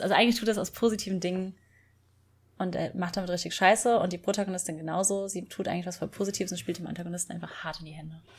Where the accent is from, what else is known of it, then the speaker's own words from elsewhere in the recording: Rhineland-Palatinate, Germany; nach Rheinland-Pfalz, also in meine Heimat